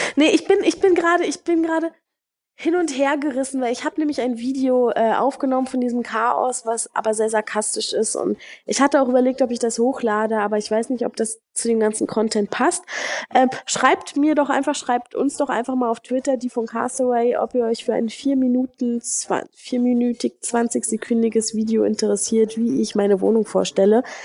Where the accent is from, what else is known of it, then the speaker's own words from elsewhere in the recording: Germany; moved away as an adult; now in Brazil; mich auch nicht als Deutsche ansehen würden